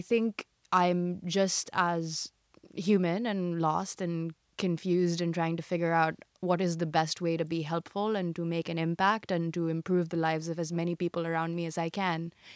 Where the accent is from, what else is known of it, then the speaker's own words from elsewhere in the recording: India; moved away as an adult; also born or lived in United States / China; I was born and raised in India, and above everything else, I'm Indian